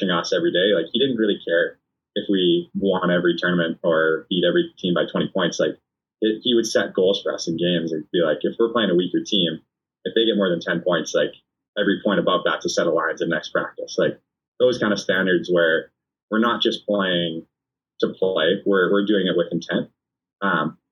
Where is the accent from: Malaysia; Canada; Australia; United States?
Canada; being a Canadian